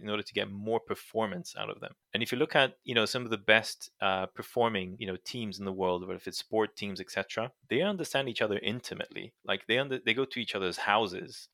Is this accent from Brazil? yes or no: yes; Brazil; moved away; I grew up in Brazil